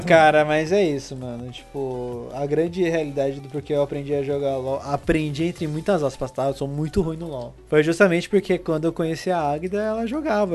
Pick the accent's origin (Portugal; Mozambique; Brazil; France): Brazil; São Paulo; a gente é paulistano, né? Porque a gente mora em São Paulo